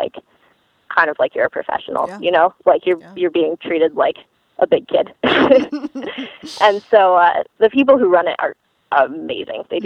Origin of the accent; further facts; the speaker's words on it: Michigan, United States; I grew up in Michigan